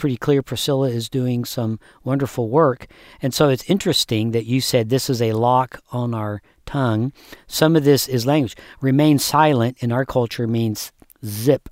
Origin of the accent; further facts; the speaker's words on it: United States; as an American.